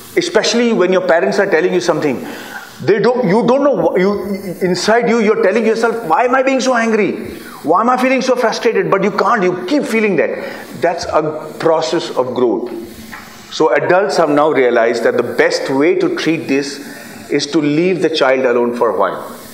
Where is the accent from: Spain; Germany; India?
India; Bihar; I'm from Bihar